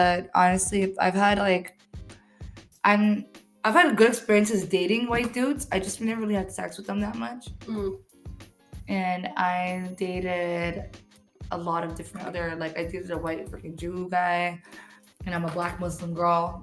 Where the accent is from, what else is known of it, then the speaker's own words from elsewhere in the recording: Toronto, Ontario, Canada; I grew up in Regent Park